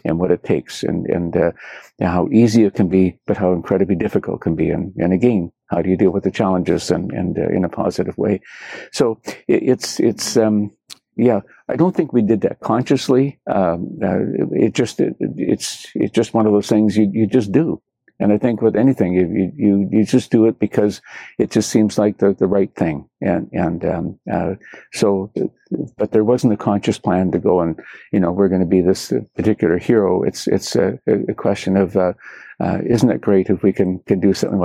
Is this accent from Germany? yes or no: no; Canada; being Canadian. To me, means a lot to me.